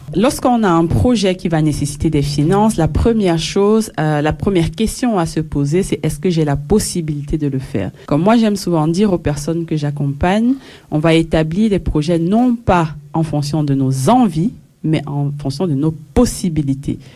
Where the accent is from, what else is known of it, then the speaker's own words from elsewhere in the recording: Belgium; je suis de la Belgique